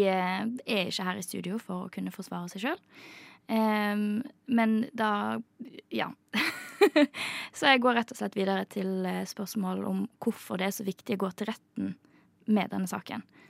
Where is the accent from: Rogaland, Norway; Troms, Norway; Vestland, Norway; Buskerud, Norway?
Vestland, Norway; Bergen; now in Oslo, Norway; til og med jeg som bergenser